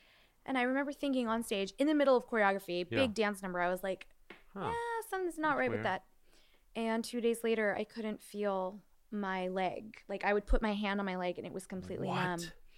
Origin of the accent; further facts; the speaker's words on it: Encino, California, United States; But I grew up in Encino, Woodland Hills area. Mm-hmm. So all my friends were bat and bar mitzvahed, and 90% of them were Jewish.